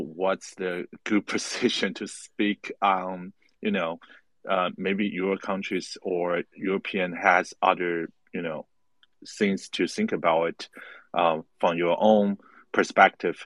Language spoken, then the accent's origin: English; Taiwan; I'm not from Ukraine. I'm from Taiwan.